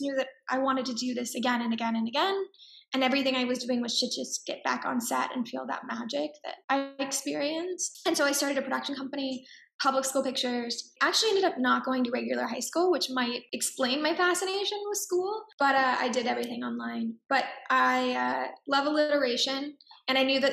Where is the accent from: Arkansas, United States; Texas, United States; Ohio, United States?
Texas, United States; Dallas; also born or lived in New York; now in Los Angeles, United States; I grew up in Texas